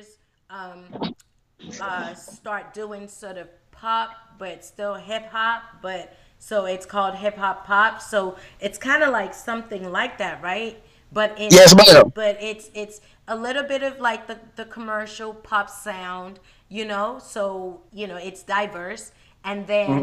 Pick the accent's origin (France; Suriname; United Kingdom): United Kingdom; England; moved away; I'm from England, so we don't really celebrate Memorial Day.